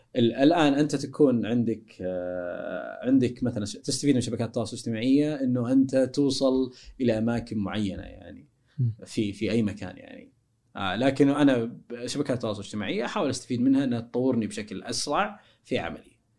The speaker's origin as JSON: {"language": "Arabic", "country": "Saudi Arabia"}